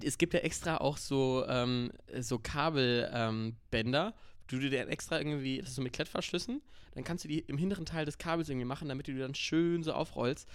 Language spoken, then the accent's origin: German; North Rhine-Westphalia, Germany; bei uns in NRW, Phantasialand, Moviepark